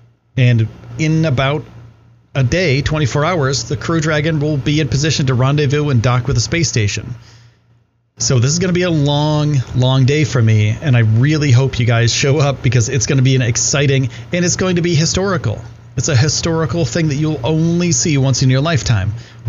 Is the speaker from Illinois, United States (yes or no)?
no; New York, United States; So he was, and this is pretty cool because I'm from New York.